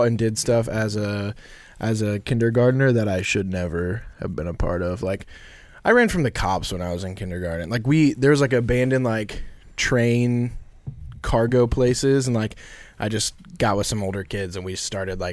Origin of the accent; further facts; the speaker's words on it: Carlinville, Illinois, United States; also born or lived in Indiana / West Palm Beach, Florida; I grew up in Carlinville.